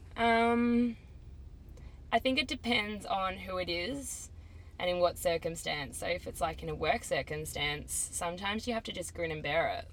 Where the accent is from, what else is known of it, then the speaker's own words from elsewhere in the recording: Melbourne, Victoria, Australia; I'm 22 from Melbourne and I am a barista